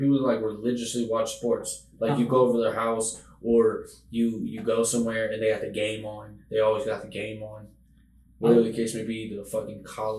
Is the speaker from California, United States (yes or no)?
yes; Oakland, California, United States; I say I'm from Oakland